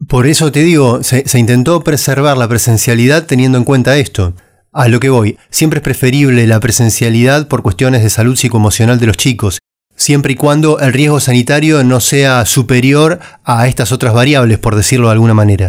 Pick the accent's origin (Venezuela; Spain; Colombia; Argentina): Argentina; en un país como Argentina, que estuvimos tanto tiempo eh, aislados